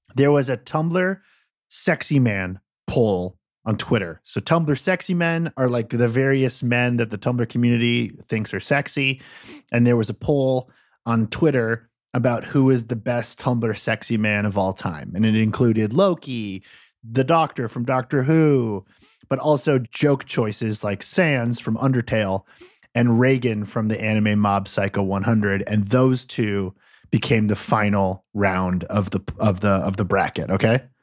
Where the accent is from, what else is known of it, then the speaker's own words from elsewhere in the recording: United States; I'm an American